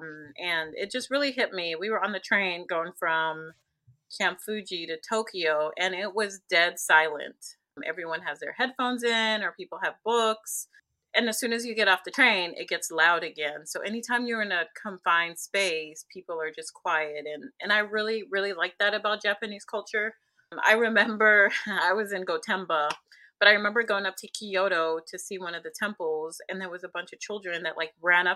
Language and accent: English; Zambia; now in United States; So I came from Zambia. It's a Central African country, landlocked.